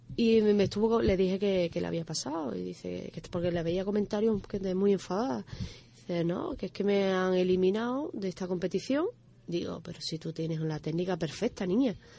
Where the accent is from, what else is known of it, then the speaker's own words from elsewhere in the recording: Dos Hermanas and Seville, Andalusia, Spain; also born or lived in La Línea de la Concepción / Alcalá de Guadaíra; now in Algeciras, Spain; yo me he criado entre dos hermanas y Sevilla